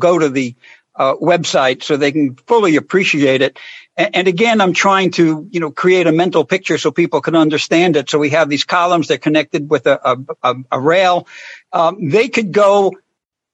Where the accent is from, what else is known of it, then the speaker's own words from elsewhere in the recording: New York City, New York, United States; I was born in the Bronx right next to an L